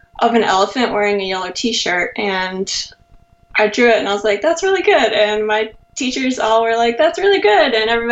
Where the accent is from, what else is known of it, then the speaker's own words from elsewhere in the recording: North Carolina, United States; moved away as an adult; now in San Jose, United States; I'm originally from North Carolina and I grew up there, but I moved to California almost 3 years ago